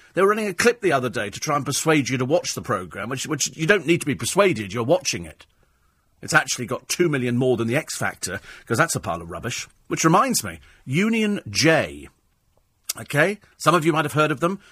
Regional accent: United Kingdom; being British

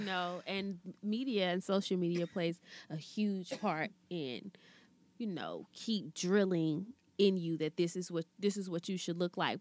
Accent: Alabama, United States; growing up in Alabama

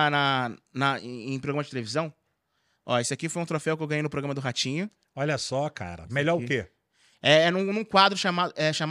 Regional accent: Carapicuíba, São Paulo, Brazil; falo que eu sou de Carapicuíba mesmo, porque nós é favela e é isso aí mesmo.

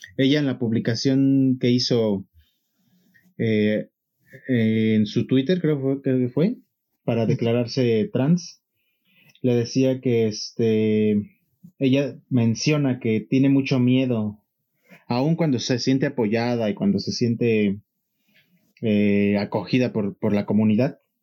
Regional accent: Mexico; para uno como mexicano

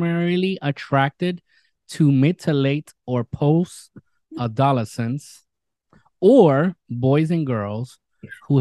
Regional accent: New York City, New York, United States; my hometown, New York City

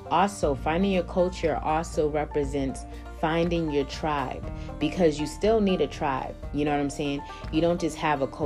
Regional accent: Boston, Massachusetts, United States; That's why it's hard now for people to even notice that I'm from Boston, Massachusetts. They won't really pick it up as much because I travel so much.

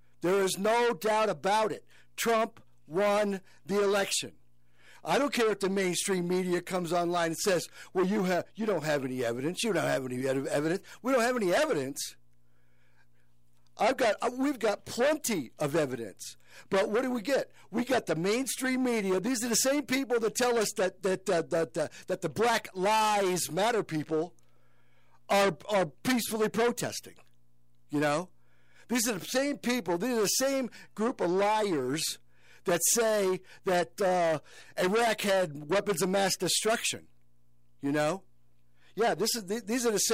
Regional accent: upstate New York, United States; moved away as an adult; now in Colorado, United States; I am originally from a small town in upstate New York, Canjoharie, Fort Plain, Herkimer, Rome, in that area

